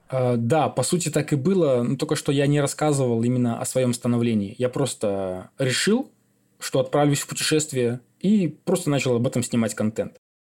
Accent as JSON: {"language": "Russian", "country": "Belarus", "tie": "born or raised there", "also_born_or_lived": "Siberia, Russia", "said": "Я родился в Сибири, и во втором классе, перед вторым классом, мои родители мигрировали в Беларусь."}